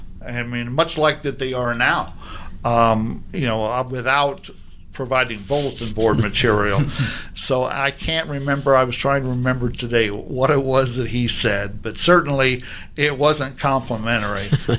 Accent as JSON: {"language": "English", "town": "Kansas City", "country": "United States", "tie": "born or raised there", "also_born_or_lived": "Missouri", "moved": "as an adult", "lives_now": "Oregon, United States", "said": "I grew up in Kansas City"}